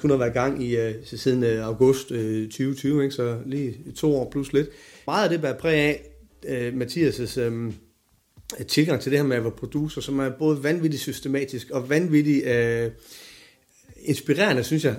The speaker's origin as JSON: {"language": "Danish", "town": "Silkeborg", "region": "Central Denmark Region", "country": "Denmark", "tie": "born or raised there", "said": "min flok hjemme i Silkeborg"}